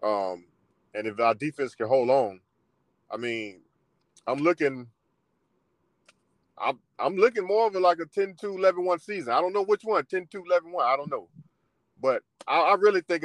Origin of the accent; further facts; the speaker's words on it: Florida, United States; I'm from Florida.